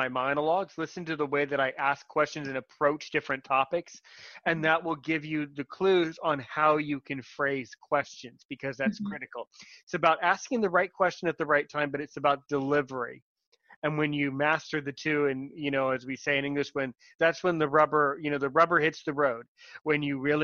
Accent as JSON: {"language": "English", "country": "United States", "said": "I'm an American guy"}